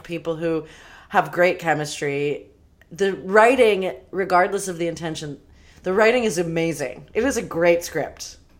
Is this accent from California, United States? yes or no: yes; Los Angeles, California, United States; all up in my neighborhood that I grew up